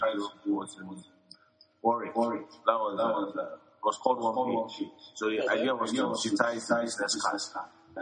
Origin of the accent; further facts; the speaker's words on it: Nigeria; also born or lived in Lagos; I was born in Nigeria, city. King's College, Lagos, secondary school, university